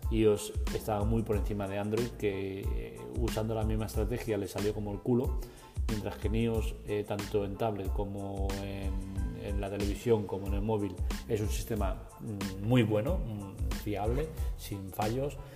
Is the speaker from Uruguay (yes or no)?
no; Cuenca, Castilla-La Mancha, Spain; No soy así, no me sale eh, las pijerías estas, hablar bien en inglés. Yo soy inglés de Cuenca, es lo que hay.